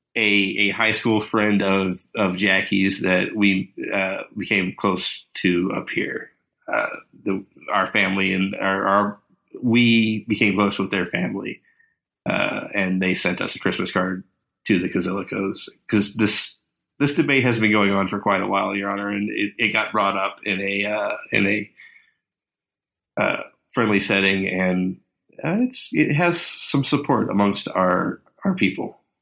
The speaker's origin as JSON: {"language": "English", "region": "Kentucky", "country": "United States", "said": "We're from Kentucky"}